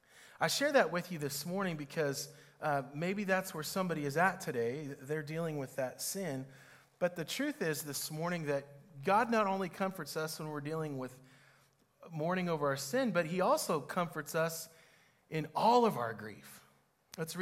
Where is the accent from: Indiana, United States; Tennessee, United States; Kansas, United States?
Kansas, United States; Cherokee; moved away; also born or lived in Olathe, Kansas; where where I grew up in Cherokee